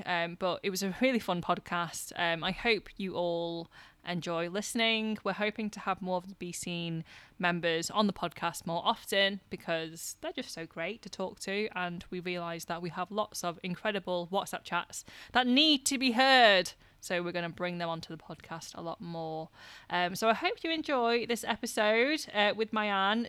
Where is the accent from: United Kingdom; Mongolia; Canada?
United Kingdom; the north of England; accent: northern; my northern accent